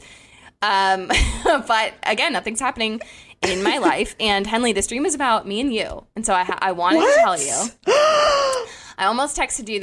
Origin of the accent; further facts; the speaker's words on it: South Florida, United States; moved away; I grew up in South Florida